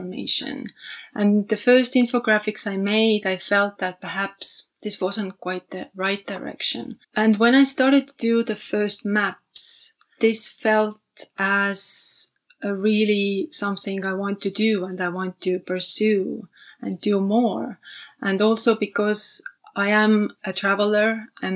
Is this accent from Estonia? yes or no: yes; Tallinn, Harju County, Estonia; also born or lived in London, United Kingdom; when I came back to Tallinn, where I'm from